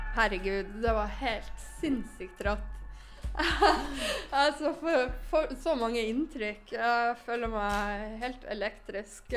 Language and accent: Norwegian; Northern Norway, Norway; jeg er nordlending